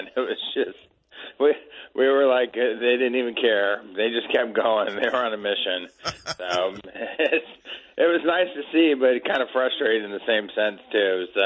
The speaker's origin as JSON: {"language": "English", "town": "Petaluma", "region": "California", "country": "United States", "tie": "born or raised there", "said": "it was just like growing up in Petaluma, same weather, same stuff"}